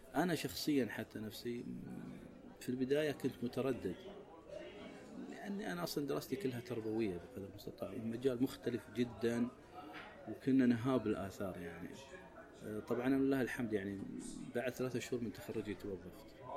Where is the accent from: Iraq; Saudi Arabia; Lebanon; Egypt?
Saudi Arabia; احنا كسعوديين